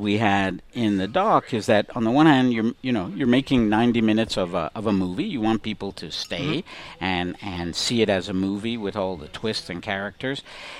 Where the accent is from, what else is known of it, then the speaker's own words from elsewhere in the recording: Montreal, Quebec, Canada; I'm born and raised in Montreal, spent almost all my life in Montreal.